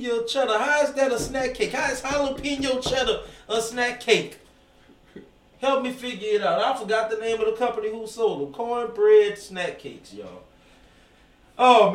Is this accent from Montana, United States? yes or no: no; Gonzales, Louisiana, United States; also born or lived in Kenner / New Orleans; I'm from Gonzales